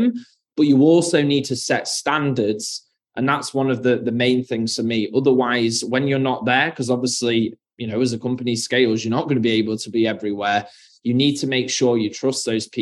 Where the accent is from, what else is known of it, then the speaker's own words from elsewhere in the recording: United Kingdom; being from the UK, as you can hear from my accent